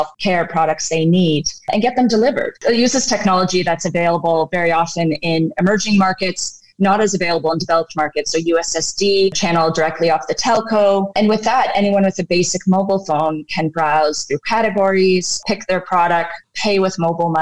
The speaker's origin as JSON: {"language": "English", "country": "Canada", "tie": "born or raised there", "also_born_or_lived": "Redmond, United States", "moved": "as an adult", "lives_now": "Nairobi, Kenya", "said": "I grew up in Canada and I have a computer science degree"}